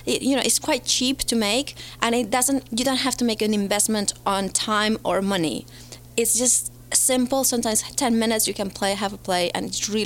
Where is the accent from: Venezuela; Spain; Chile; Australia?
Spain; moved away as an adult; now in United Kingdom; Originally from Spain, living in the UK for the last 15 years.